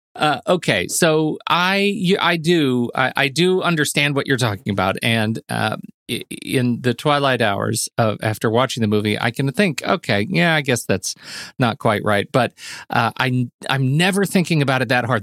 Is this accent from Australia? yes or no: no; Colorado Springs, Colorado, United States; what I grew up with in the North End of the Old North End of Colorado Springs